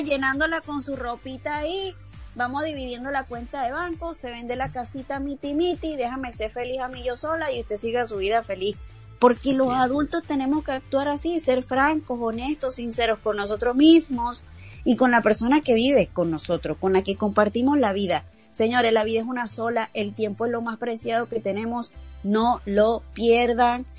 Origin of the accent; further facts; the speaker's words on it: Caracas, Capital District, Venezuela; moved away; me voy a mi Caracas, me voy a mi ciudad y regreso con mis papás